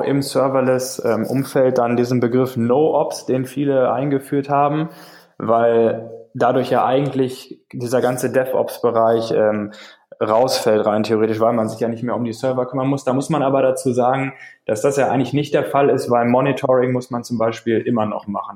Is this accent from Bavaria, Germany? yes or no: no; Paderborn, North Rhine-Westphalia, Germany; ich komme aus Deutschland, aus Paderborn, um genau zu sein